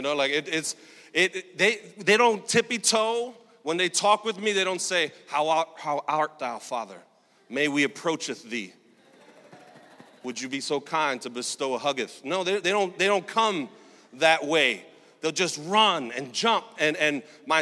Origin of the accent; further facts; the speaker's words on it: New York City, New York, United States; I grew up in Sunset Park, Brooklyn, single mom, welfare recipient for most of my life